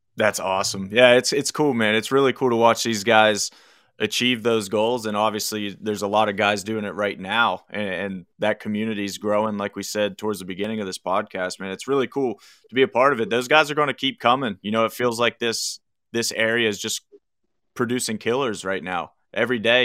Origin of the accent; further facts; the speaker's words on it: McConnellsburg, Pennsylvania, United States; moved away; also born or lived in Uniontown, Pennsylvania / Morgantown, West Virginia; Where I grew up in South Central PA is a little town called McConnellsburg in Fulton County